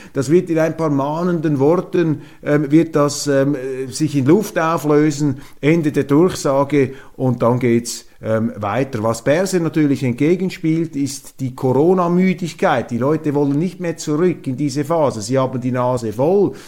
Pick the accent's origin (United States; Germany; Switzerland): Switzerland; als Schweizer